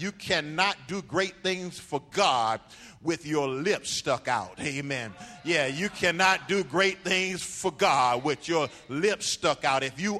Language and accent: English; Miami, Florida, United States; I'm from Liberty City, and I'm from Scott Projects, the Poking Beans. That's where I'm from. I'm from. Yeah, I may live someplace else